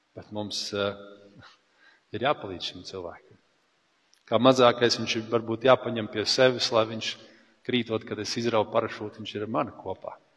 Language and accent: Latvian; Latvia; mēs esam latvieši